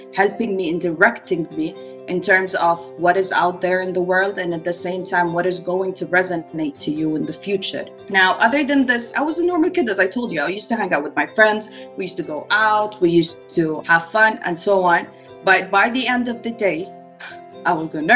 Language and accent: English; Saudi Arabia; I was actually born and raised in Saudi Arabia